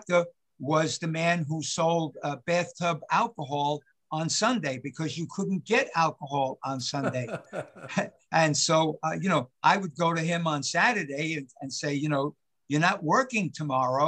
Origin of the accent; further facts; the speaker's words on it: New York City, New York, United States; I'm born and raised in West Harlem